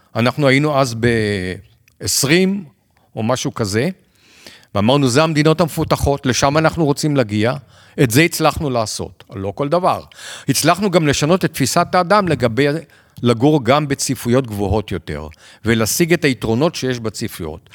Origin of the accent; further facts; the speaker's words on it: Israel; בתור ישראלים